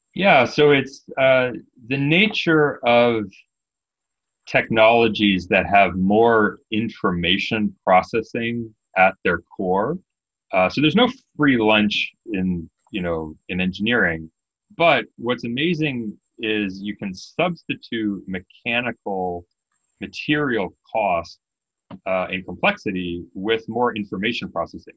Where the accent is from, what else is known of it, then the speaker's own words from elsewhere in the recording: Canada; I'm Canadian